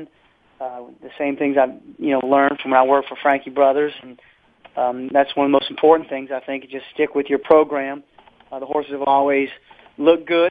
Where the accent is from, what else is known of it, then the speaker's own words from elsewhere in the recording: New Orleans, Louisiana, United States; growing up in New Orleans